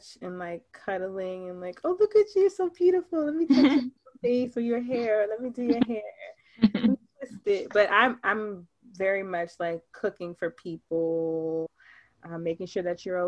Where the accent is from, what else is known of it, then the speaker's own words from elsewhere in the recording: Baltimore, Maryland, United States; also born or lived in Atlanta; Born and raised in Baltimore, Maryland.